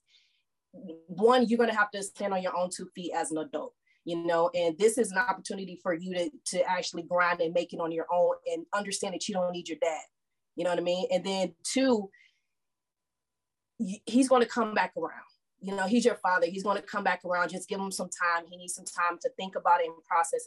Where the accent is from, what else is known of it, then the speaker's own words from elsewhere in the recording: St. Louis, Missouri, United States; moved away as an adult; now in Texas, United States; I grew up in St. Louis, Missouri, but I moved here to Texas to go to college.